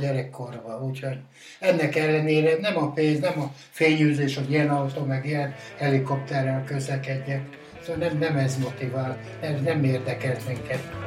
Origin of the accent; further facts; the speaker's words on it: Hungary; also born or lived in Salgótarján area; Én, én, én bükkoránosan születtem, a Vöklábánál, az ország egyik legszebb fal, faluja tényleg